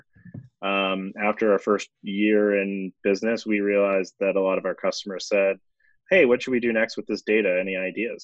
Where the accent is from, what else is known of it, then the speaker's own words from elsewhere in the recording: Toronto, Ontario, Canada; I grew up in Toronto.